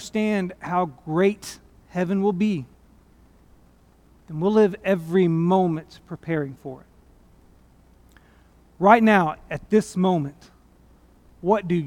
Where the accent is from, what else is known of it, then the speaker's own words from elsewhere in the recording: United States; I'm an American